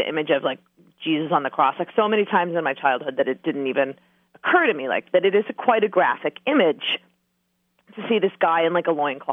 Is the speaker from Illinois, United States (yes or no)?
no; Ohio, United States; Growing up in Ohio